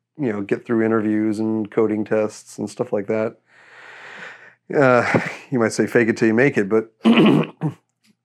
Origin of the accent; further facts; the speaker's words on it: Texas, United States; moved away as an adult; I'm from Texas, not originally, but this is where I grew up most of my life